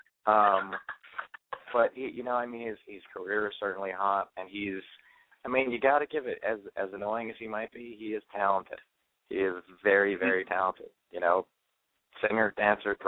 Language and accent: English; New York City, New York, United States; I'm from New York City, and we still don't have a Walmart